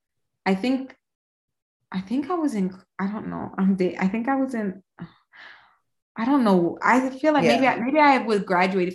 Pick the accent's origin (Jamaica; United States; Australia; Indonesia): Jamaica; I'm Jamaican